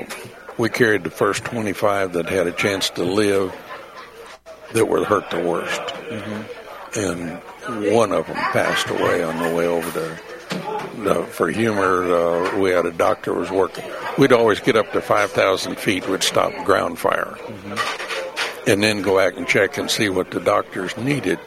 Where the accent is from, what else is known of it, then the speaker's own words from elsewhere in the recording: Iowa, United States; moved away as an adult; I came from Iowa